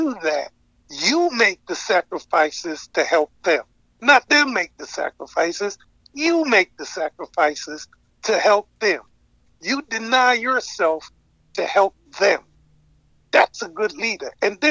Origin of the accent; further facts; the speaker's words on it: New York City, New York, United States; also born or lived in Lincolndale, New York; growing up in Harlem